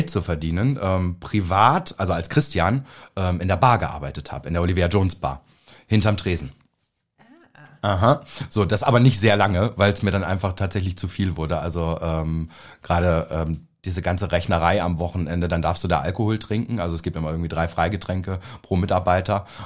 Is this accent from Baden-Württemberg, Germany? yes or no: no; Naumburg, Saxony-Anhalt, Germany; Also ich komme aus Naumburg an der Saale. Ja, das es kennt keine Sau.